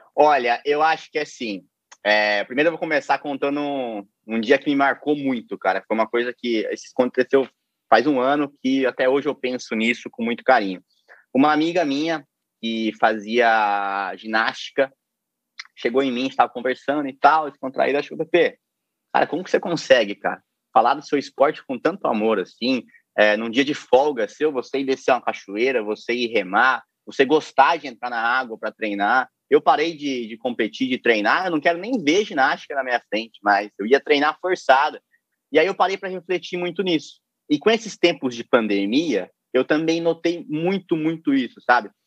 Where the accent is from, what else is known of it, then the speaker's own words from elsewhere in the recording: Piraju, São Paulo, Brazil; accent: caipira; moved away as an adult; also born or lived in Ipauçu / Foz do Iguaçu; now in Rio de Janeiro, Brazil; eu nasci em Ipauçu e me mudei muito muito cedo para Piraju